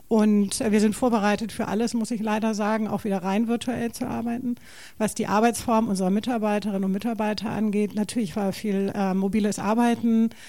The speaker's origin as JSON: {"language": "German", "region": "Hamburg", "country": "Germany", "tie": "born or raised there", "also_born_or_lived": "Stade", "said": "Also ich bin gebürtige Hamburgerin, richtig, und habe jetzt sechs, sechs Jahre in Stade gelebt."}